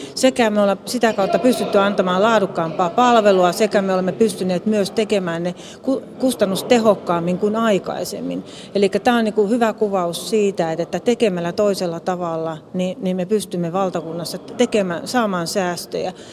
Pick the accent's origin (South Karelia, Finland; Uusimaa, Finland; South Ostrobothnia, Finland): South Karelia, Finland; Lappeenranta; tulen Etelä-Karjalasta Lappeenrannasta